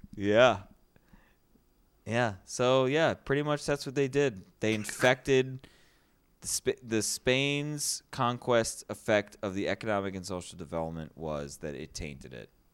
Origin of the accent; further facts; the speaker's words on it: United States; I'm an American, not a Canadian